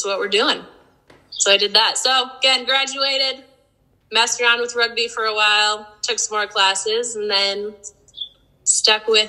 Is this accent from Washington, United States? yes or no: yes; Spokane, Washington, United States; I was born in Spokane.